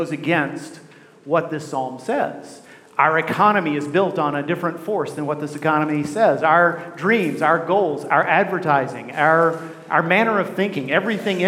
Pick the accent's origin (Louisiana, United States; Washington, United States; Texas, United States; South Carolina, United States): Texas, United States; I grew up in Texas